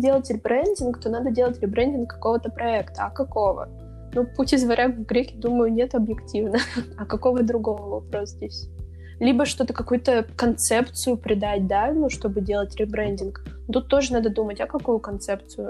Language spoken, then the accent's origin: Russian; Siberia, Russia; я россиянка, там, я сибирячка